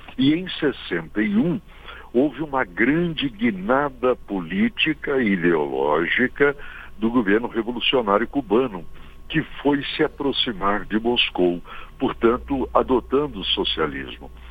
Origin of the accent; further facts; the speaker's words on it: Guidoval, Minas Gerais, Brazil; Eu estava na minha cidade natal, uma pequeníssima cidade da zona da Mata Mineira, chamada Guidoval